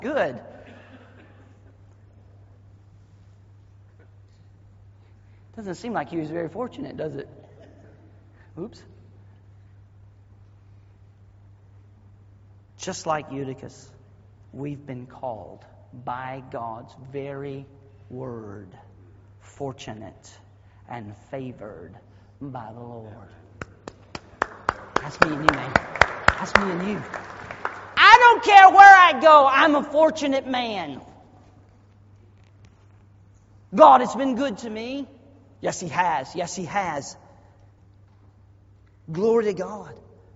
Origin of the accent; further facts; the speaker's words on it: the South, United States; accent: Southernese; I was raised in the South